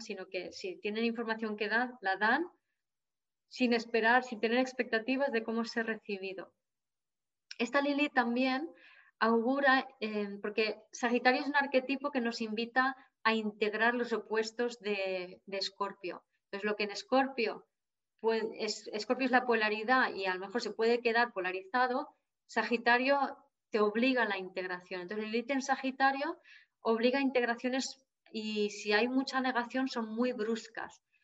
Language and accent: Spanish; Jávea, Valencian Community, Spain; aquí en Javia, mi pueblo